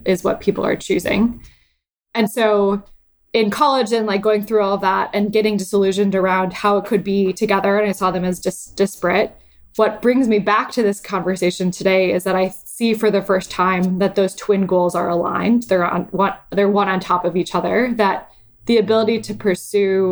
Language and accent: English; Lake Michigan, Midwest, United States; now in San Francisco, United States; I grew up sailing on Lake Michigan and I sail in San Francisco Bay.